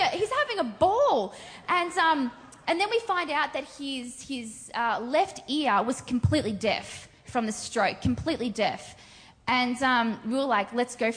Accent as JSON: {"language": "English", "country": "Australia", "said": "I'm also from Australia"}